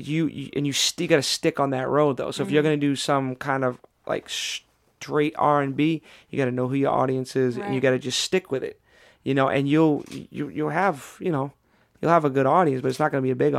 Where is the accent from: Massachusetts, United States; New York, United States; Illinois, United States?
Massachusetts, United States; Boston; I'm from Boston